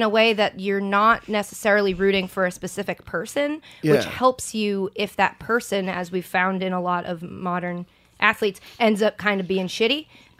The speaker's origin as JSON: {"language": "English", "town": "Boston", "region": "Massachusetts", "country": "United States", "said": "I'm from Boston. All of Boston is diehard sports. It's sort of just part of your identity."}